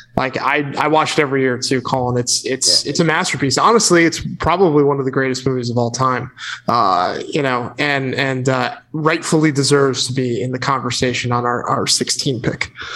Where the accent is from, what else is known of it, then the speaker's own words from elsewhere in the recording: Connecticut, United States; I grew up in Connecticut, which is just down the road from New York and Sleepy Hollow